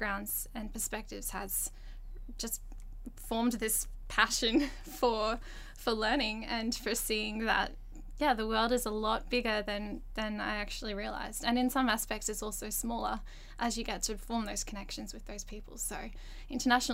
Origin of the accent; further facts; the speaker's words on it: Australia; I'd grown up, I think being in Australia